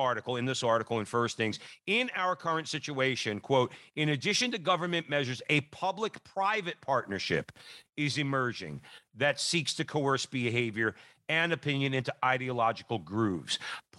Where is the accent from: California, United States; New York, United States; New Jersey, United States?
New Jersey, United States; we're from New Jersey, Russell.